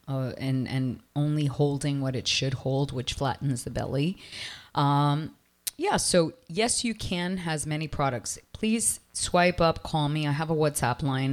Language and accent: English; Toronto, Ontario, Canada; now in Miami, United States; I come from Toronto